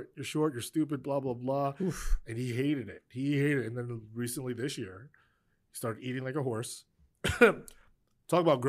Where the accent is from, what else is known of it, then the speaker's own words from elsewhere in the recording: Spring Valley, New York, United States; I'm from Spring Valley